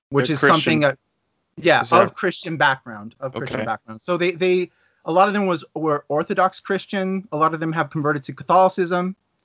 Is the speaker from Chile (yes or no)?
yes; Santiago, Santiago Metropolitan Region, Chile; also born or lived in Los Angeles, United States; So I was born in the United States. So I don't speak with an accent, but I live in Chile, Santiago, Chile. I moved here from Los Angeles with my parents, who were both Chilean immigrants, in 1994 to Chile. I didn't speak Spanish when I got here.